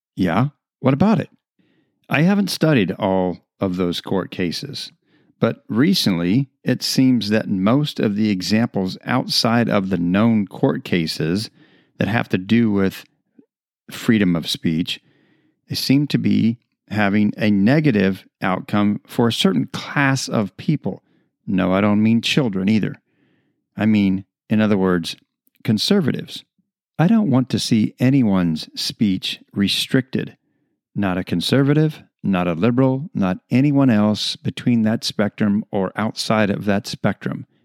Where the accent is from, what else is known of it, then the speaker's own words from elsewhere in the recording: United States; being American citizens